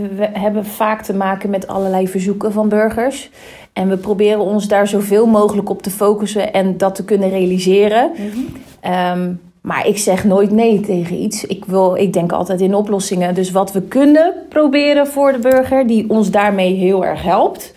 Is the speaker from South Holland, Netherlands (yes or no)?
yes; Rotterdam, South Holland, Netherlands; ons als Rotterdammer